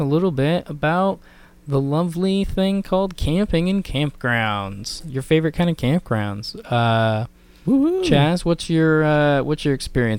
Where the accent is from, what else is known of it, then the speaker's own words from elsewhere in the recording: Olympic Peninsula, Washington, United States; so I grew up in the Olympic Peninsula, which is one of the national parks, and so camping was kind of a way of life out there.